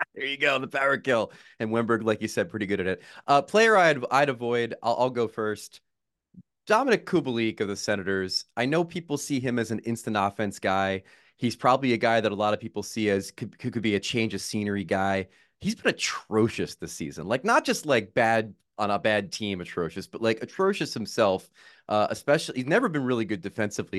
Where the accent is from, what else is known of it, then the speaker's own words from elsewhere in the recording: United States; as an American